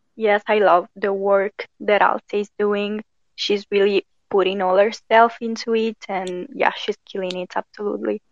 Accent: Italy; also born or lived in near Milan; I am from Italy. I live near Milan

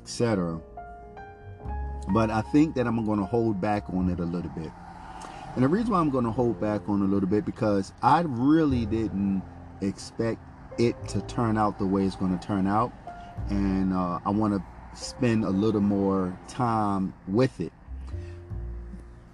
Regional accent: Philadelphia, Pennsylvania, United States; also born or lived in St. Augustine Beach; growing up in Rich and Allen Project in North Philadelphia

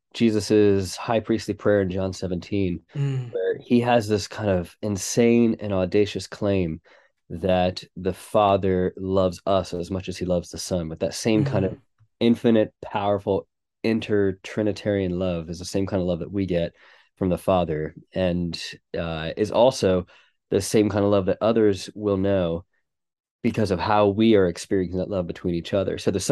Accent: United States; moved away as an adult; now in Manchester, United Kingdom; And we are, as you can tell from my accent, not originally from England. So we moved from America about 7 years ago to work with a church in Manchester

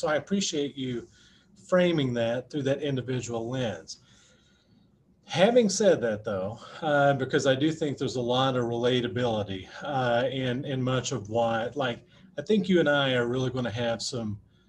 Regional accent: Appalachia, United States; accent: Appalachian; other folks from Appalachia that went there. But once I started to expand those horizons, it was, my accent was pointed out to me quite a bit.

